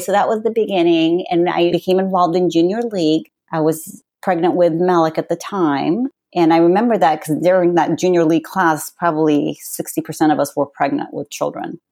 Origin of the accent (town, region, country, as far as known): California, United States; born or raised there; also born or lived in Palestine